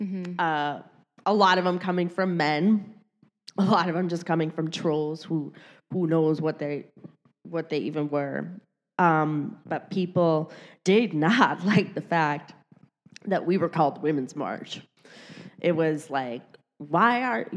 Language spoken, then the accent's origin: English; Detroit, Michigan, United States; moved away as an adult; now in New York City, United States; I was born and raised in Detroit, Michigan